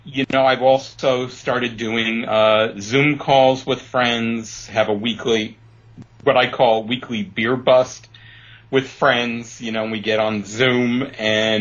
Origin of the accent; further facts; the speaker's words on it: New York City, New York, United States; also born or lived in Chicago / Palm Springs area; now in Palm Springs, United States; I grew up in Brooklyn.